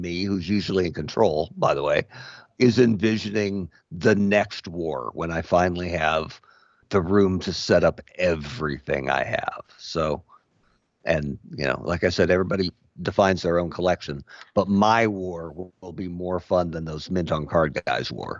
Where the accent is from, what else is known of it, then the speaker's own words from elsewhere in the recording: Bend, Oregon, United States; my hometown